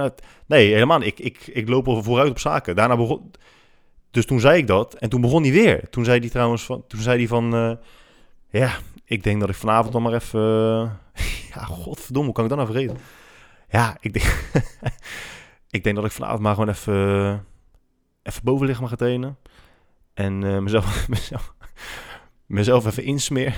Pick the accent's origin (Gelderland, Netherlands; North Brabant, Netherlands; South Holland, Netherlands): South Holland, Netherlands; Rotterdam; En ik ben godverdomme opgegroeid in Rotterdam-Zuid